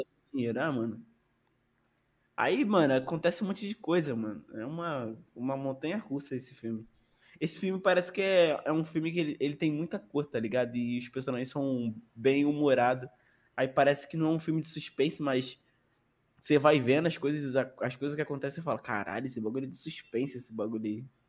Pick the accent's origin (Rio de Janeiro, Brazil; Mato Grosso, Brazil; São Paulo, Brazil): Rio de Janeiro, Brazil; Sou carioca